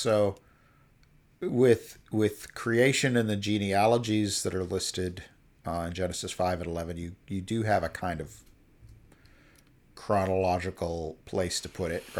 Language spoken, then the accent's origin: English; United States; I'm an American